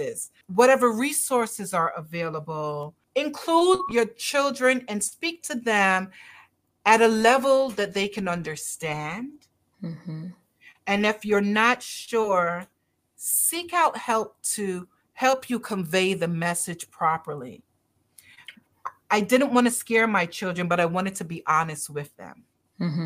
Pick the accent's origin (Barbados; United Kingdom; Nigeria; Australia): Barbados; I'm Caribbean, as are you. I'm from Barbados